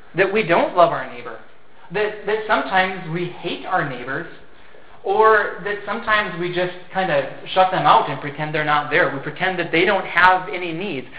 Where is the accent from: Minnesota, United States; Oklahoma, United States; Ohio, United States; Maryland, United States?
Minnesota, United States; Fergus Falls; I grew up in Fergus Falls here